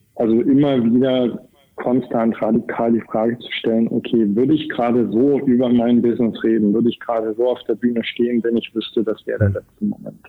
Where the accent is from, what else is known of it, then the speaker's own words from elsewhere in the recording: East Germany, Germany; ich bin in Ostdeutschland groß geworden